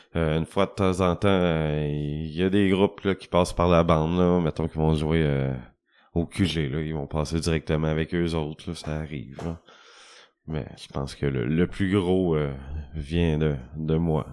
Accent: Rouyn-Noranda, Quebec, Canada; moi, je viens de Rouen

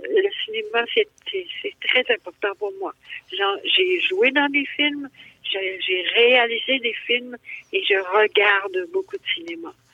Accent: Abitibi, Quebec, Canada; Je viens de la BTB

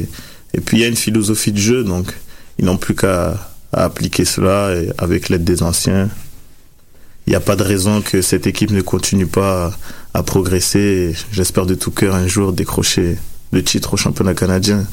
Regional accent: France; moved away as an adult; en provenance de la France, comme je viens de la France

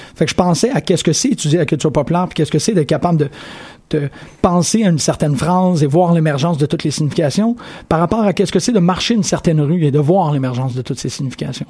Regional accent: Sherbrooke, Quebec, Canada; je suis né à Sherbrooke

